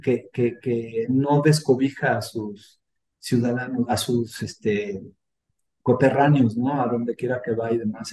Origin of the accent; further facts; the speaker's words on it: Mexico; los que somos mexicanos